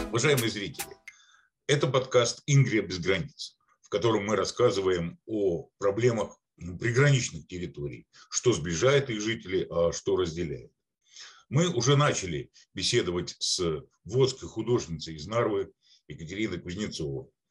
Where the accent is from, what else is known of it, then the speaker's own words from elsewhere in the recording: Republic of Karelia, Russia; я родом из Карелии